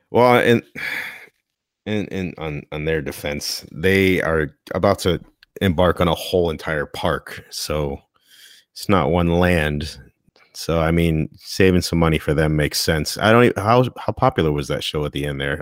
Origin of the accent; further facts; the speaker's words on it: Connecticut, United States; I'm from Connecticut, and we have awesome pizza here